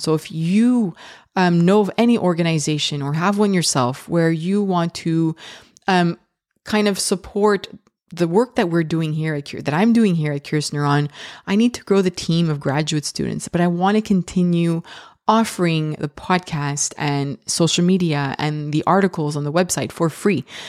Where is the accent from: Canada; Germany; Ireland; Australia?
Canada; I'm so Canadian